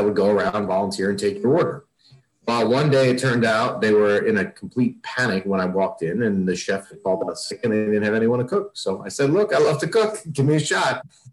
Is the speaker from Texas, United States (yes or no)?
no; Northern New Jersey, United States; also born or lived in Boston; So I am from Northern New Jersey. I've lived here all my life, except for the 4 years I went to college up in Boston.